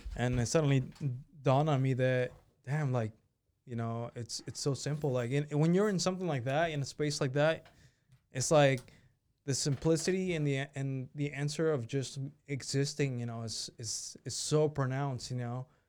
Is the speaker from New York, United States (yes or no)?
no; Sebastopol, California, United States; also born or lived in Mexico / Zapopan, Jalisco; I grew up in, speaking of, Sevastopol